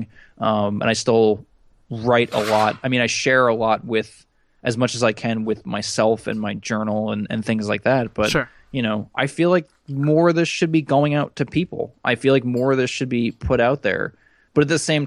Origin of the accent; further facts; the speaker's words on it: United States; as an American